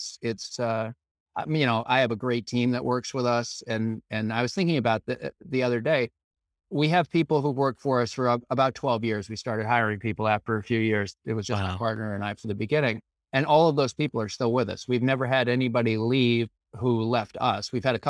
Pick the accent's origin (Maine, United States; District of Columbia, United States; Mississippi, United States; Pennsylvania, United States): Maine, United States; Scarborough; so I grew up in Maine, as I mentioned, I grew up in Scarborough, Maine.